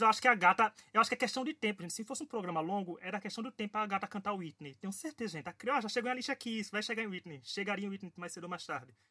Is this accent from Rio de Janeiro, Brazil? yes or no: no; Paraíba, Brazil; sou paraibano